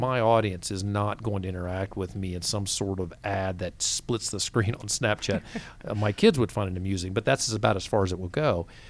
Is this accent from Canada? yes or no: no; the South, United States; I'm from the South